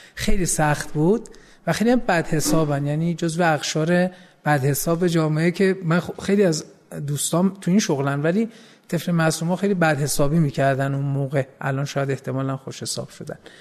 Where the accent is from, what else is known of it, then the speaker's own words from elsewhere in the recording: Tehran, Tehran Province, Iran; من متولد 14 اسفند 53 هستم توی خیابون جهانپناه تو 17 شهریور به دنیا آمدم